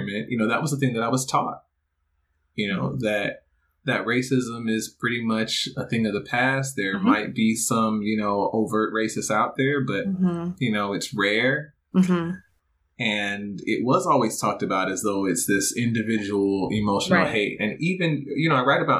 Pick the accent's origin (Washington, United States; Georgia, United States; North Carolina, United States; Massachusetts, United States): Georgia, United States; Stone Mountain; I grew up in Stone Mountain, Georgia, and I was a part of the DeKalb County school system